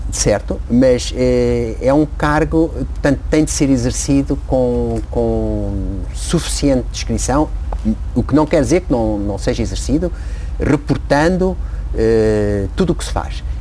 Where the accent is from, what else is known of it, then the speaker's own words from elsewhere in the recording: Angola; also born or lived in São Tomé and Príncipe; nasci em África, ele estava em África e, aliás, ele era um apaixonado da África e fez grande parte da sua carreira em África. Eh, e portanto nós nascemos lá e vivemos lá há muitos anos, em, em Angola particularmente, e depois um bocado em São Tomé